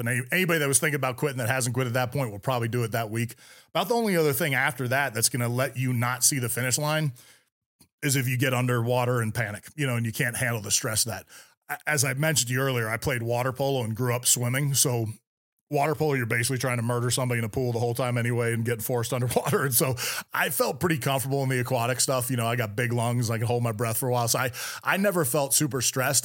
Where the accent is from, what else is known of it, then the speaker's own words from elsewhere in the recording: Bay Area, California, United States; I grew up in the Bay Area, California, right in the heart of Silicon Valley